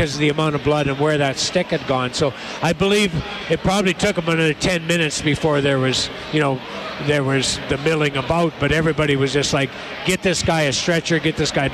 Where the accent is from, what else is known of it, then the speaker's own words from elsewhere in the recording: Cold Lake, Alberta, Canada; moved away; also born or lived in Red Deer; My folks are in Red Deer, and you know, I was born in Cold Lake, so to come back to Alberta